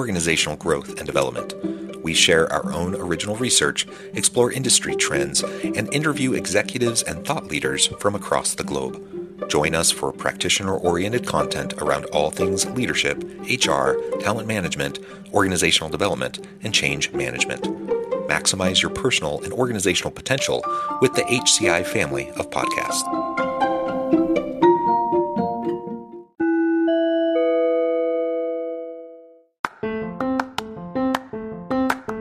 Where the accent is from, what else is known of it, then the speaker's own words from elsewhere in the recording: Kansas City, Missouri, United States; now in Salt Lake City, United States; I'm from the other side, the Kansas City side, Northwest Missouri. So I'm out here in Salt Lake City area now